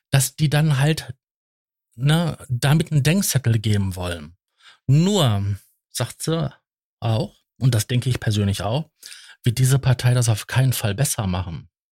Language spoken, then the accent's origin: German; Datteln, North Rhine-Westphalia, Germany; ich bin ja gebürtig aus Datteln